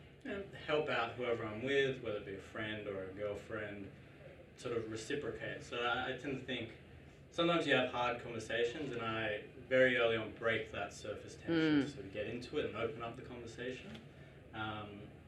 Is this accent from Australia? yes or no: yes; Australia; My mum is from Indonesia. My father is from Australia. Grew up my whole life here.